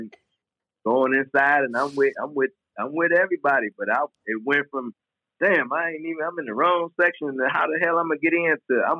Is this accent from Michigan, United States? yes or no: yes; Detroit, Michigan, United States; But I was like, I'm from Detroit. I've been to worst places.